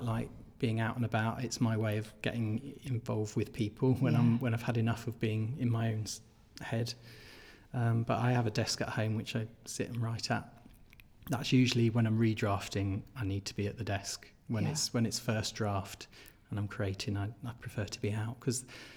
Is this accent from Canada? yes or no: no; Berkshire, South East England, United Kingdom; moved away as an adult; also born or lived in Essex; now in Sheffield, United Kingdom; I was very young when we moved. But I grew up in Berkshire